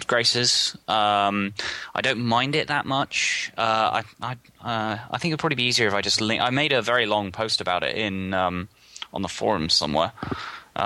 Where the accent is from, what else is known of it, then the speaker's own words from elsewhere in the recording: England, United Kingdom; I'm an English person